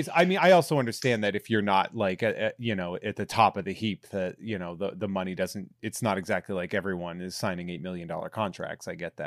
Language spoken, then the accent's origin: English; New England, United States; because we grew up in New England.